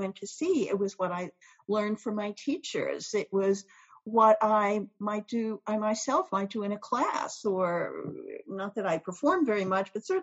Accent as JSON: {"language": "English", "town": "New York City", "region": "New York", "country": "United States", "tie": "born or raised there", "also_born_or_lived": "South America / Europe", "said": "I grew up in New York City"}